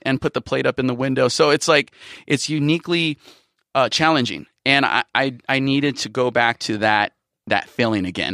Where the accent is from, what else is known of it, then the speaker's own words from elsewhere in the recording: Bay Area, California, United States; moved away as an adult; now in San Diego, United States; I'm from the Bay Area